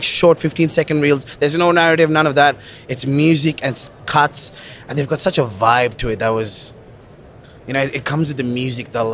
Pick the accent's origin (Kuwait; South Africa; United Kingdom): Kuwait; also born or lived in Sri Lanka; now in Australia; So I'm Sri Lankan, but I was born and raised in the Middle East in Kuwait